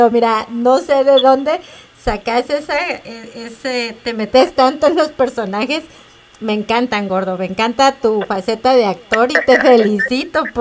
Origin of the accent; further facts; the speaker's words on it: Quetzaltenango, Guatemala; yo soy de Shela